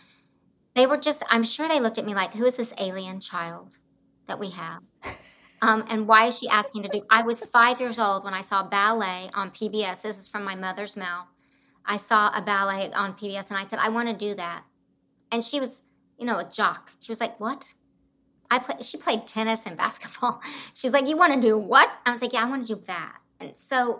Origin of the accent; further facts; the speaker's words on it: Broken Arrow, Oklahoma, United States; I grew up in Oklahoma and Broken Arrow outside Tulsa.